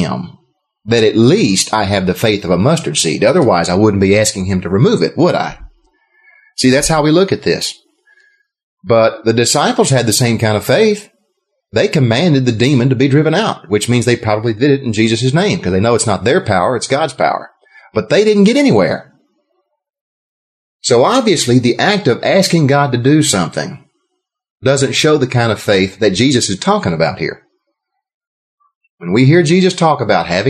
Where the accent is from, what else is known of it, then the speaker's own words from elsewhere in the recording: Texas, United States; I'm from Texas